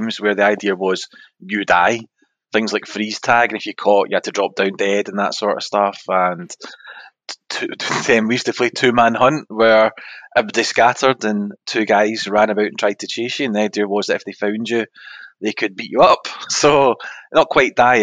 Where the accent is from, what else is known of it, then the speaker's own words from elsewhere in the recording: Scotland, United Kingdom; we're Scottish